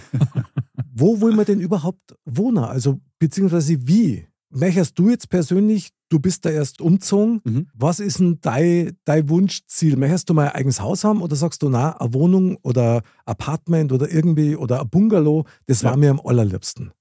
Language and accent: German; Munich, Bavaria, Germany; ich bin in München geboren, Innenstadt, Stiegelmeier Platz